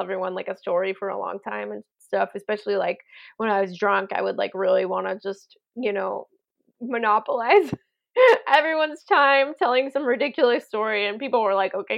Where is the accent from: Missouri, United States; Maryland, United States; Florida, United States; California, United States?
California, United States; moved away as an adult; also born or lived in Chicago; I'm from California